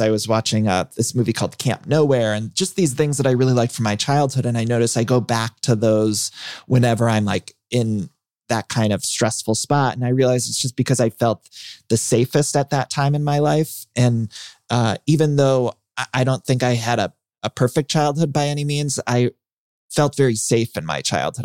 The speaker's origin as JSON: {"language": "English", "region": "Ohio", "country": "United States", "tie": "born or raised there", "said": "I grew up in Ohio"}